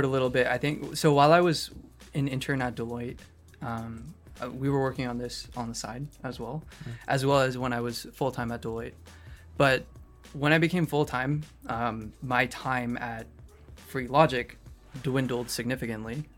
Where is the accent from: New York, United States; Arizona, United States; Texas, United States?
Arizona, United States; Phoenix; now in California, United States; I was born in Phoenix, Arizona